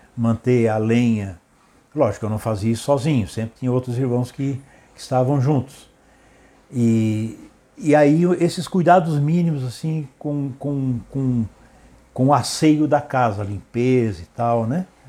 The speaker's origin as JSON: {"language": "Portuguese", "town": "Criciúma", "region": "Santa Catarina", "country": "Brazil", "tie": "born or raised there", "also_born_or_lived": "Urussanga, Santa Catarina, Brazil", "said": "nasci na cidade de Uruçanga, é, no dia 27 de 12 de 1956"}